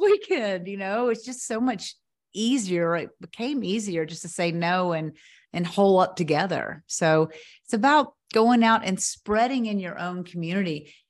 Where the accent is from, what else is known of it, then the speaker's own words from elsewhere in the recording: Knoxville, Tennessee, United States; moved away; Knoxville is my hometown, but I hadn't lived here in twenty-five years